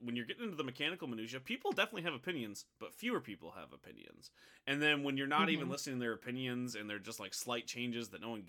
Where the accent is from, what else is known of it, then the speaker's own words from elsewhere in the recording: Midwest, United States; Like, I feel like it's because I grew up in the American Midwest.